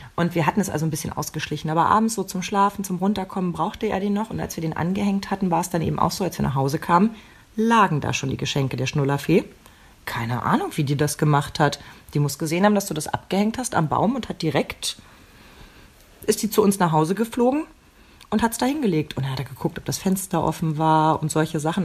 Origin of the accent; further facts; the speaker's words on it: eastern Germany, Germany; Ich bin ja noch im, im Osten geboren